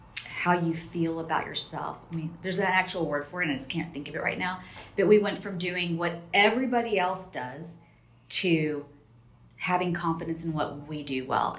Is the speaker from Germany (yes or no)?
no; Spain; also born or lived in Texas; I'm from Spain originally. We both lived in Texas.